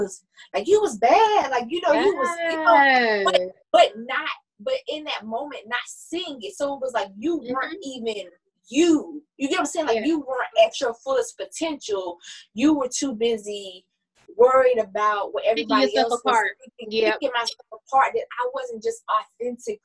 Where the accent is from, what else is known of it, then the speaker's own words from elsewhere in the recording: the South, United States; growing up in the South, you know, as a black person